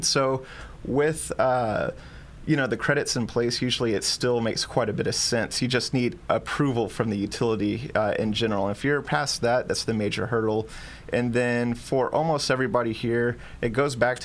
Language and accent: English; Texas, United States; now in Hawaii, United States; being my home state